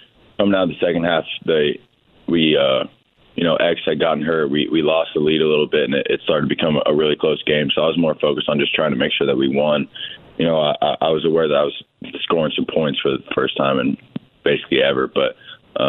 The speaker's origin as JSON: {"language": "English", "town": "Bloomington", "region": "Indiana", "country": "United States", "tie": "born or raised there", "said": "I grew up in Bloomington. I grew up going to games."}